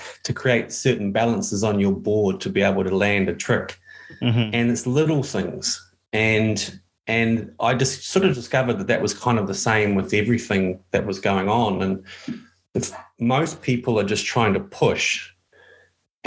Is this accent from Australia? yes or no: no; New Zealand; I'm from New Zealand.